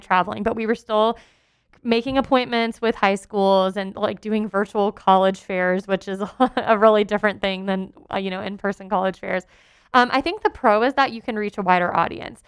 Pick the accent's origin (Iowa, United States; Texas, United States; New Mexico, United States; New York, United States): Texas, United States; moved away as an adult; I lived outside my home state of Texas